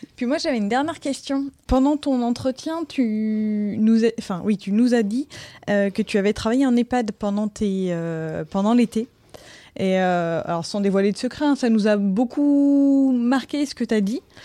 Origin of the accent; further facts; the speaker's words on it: Brittany, France; je suis bretonne